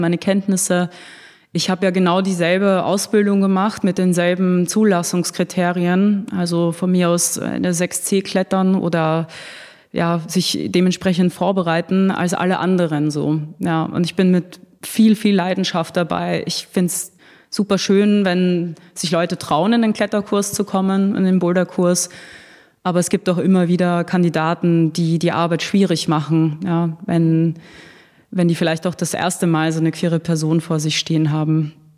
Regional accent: Austria; now in Berlin, Germany; Ich bin ursprünglich aus Österreich.

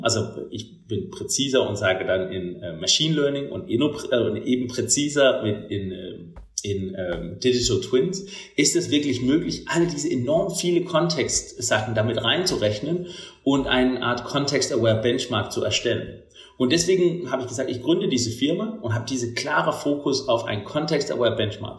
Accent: Denmark; German is a second language; moved away as an adult; now in Germany; ich bin gebürtiger Däne, das hört man vielleicht auch manchmal.

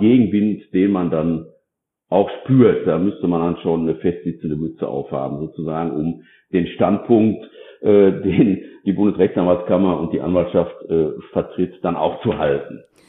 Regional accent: North Rhine-Westphalia, Germany; ich selbst bin ja äh, aus Nordrhein-Westfalen und da auch ansässig

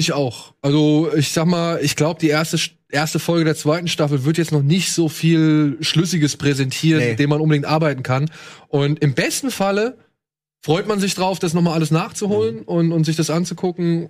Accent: Germany; Bei uns in Deutschland

